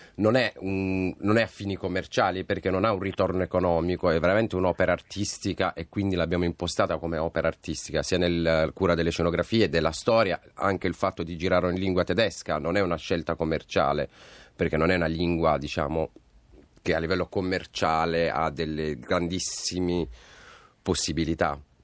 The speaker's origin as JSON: {"language": "Italian", "town": "Bari", "region": "Apulia", "country": "Italy", "said": "io sono di Bari"}